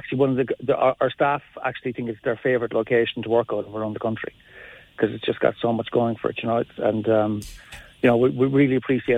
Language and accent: English; Mallow, Munster, Ireland; I'm from Mallow.